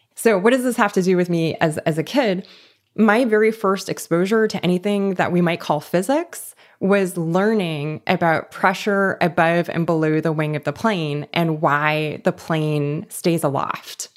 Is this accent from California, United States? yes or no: yes; Los Angeles, California, United States; I grew up in East Los Angeles